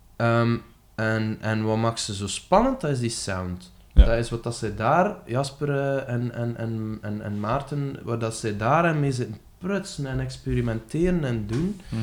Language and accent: Dutch; West Flanders, Belgium; Ik ben een West-Vlaming, bijvoorbeeld. Ik hou enorm van het West-Vlaams